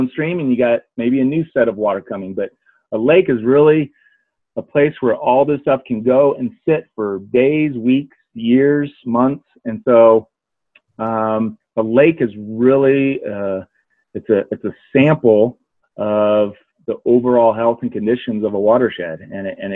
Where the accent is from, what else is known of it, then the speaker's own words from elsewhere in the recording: Pacific Northwest, United States; moved away as an adult; also born or lived in Indiana; now in Denver, United States; I grew up in the Northwest, so there's a lot of great lakes up there.